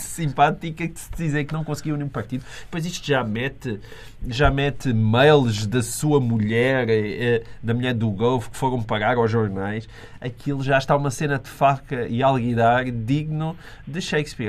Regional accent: Portugal; enquanto português

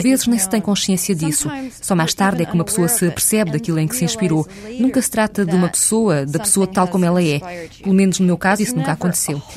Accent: Minnesota, United States; O meu segundo romance passava-se numa versão da minha cidade natal, no Minnesota

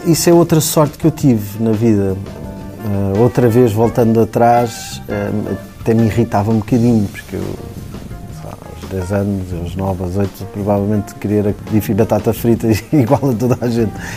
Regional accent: Cascais, Lisbon, Portugal; moved away as an adult; also born or lived in Madeira; Eu sou amigo do Zé desde pequenino. Fomos, estamos a mesma idade, somos de Cascais, fomos vizinhos, os nossos pais já eram amigos

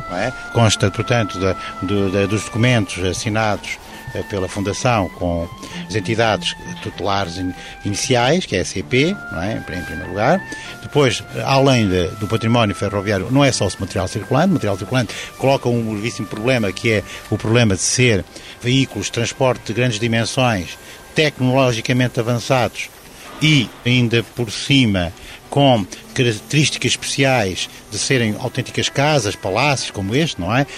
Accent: Portugal; como portugueses

